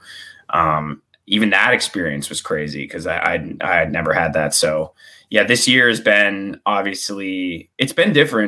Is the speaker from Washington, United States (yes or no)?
yes; Seattle, Washington, United States; also born or lived in Maine / Baltimore; I was in Maine I was born in Baltimore, but I was in Maine until I was 9. So I moved to Seattle when I was 9 in 2002.